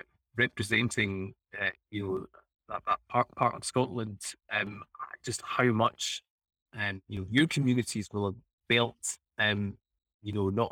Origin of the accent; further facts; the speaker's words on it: Italy; born there; moved away; I was born in Italy and then I moved here in the 90s.